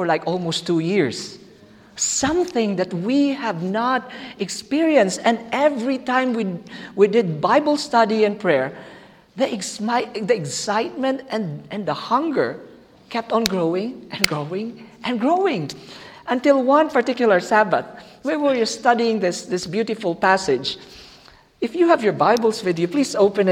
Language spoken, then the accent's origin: English; Philippines; English is a second language; moved away; Our church, back in the Philippines, by the way, I'm a Filipino, back in the Philippines